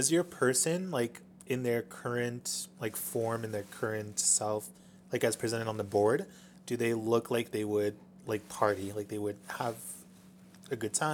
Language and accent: English; Utah, United States; I'm from Utah